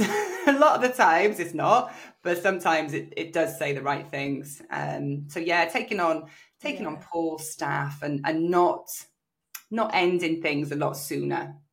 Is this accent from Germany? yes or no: no; South Wales, United Kingdom; also born or lived in Australia; my local area in South Wales